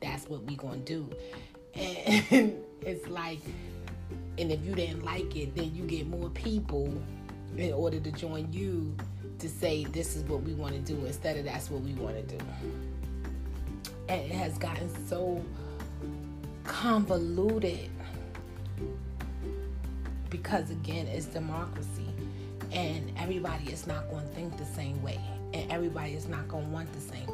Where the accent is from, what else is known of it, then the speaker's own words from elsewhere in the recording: United States; I wouldn't want to be anything else than American, and that's because I'm American